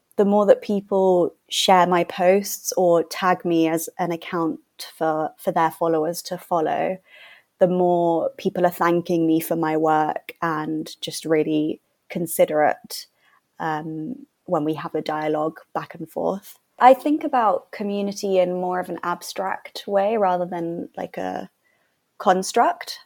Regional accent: London, United Kingdom; I'm from London.

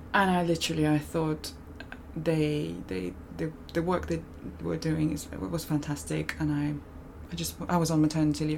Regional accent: Moscow, Russia; moved away as an adult; also born or lived in California, United States / United Kingdom; I grew up primarily in Moscow

